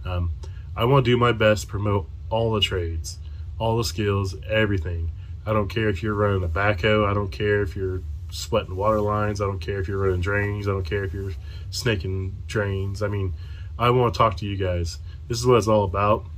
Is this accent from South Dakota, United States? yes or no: no; Frankton, Indiana, United States; I am from Frankton, Indiana. It's a little bitty town, kind of by Anderson, Muncie area